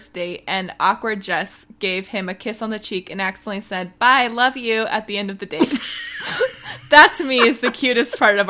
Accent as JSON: {"language": "English", "region": "Michigan", "country": "United States", "said": "I remember being excited to meet a fellow Midwesterner in Maryland. I'm originally from Michigan"}